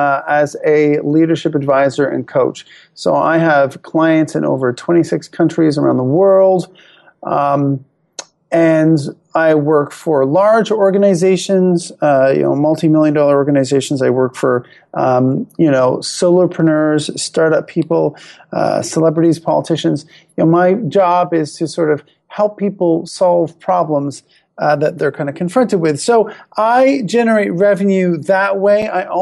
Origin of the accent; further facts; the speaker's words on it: Canada; I'm happily married and, I am a Canadian. I love being Canadian.